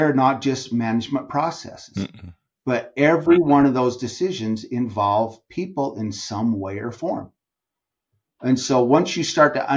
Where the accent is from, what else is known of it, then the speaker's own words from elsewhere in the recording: Utah, United States; I live in Utah, born and raised in Utah